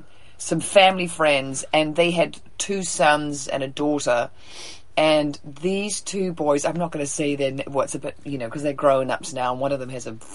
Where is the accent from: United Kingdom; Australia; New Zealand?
New Zealand; now in United States; I'm from New Zealand.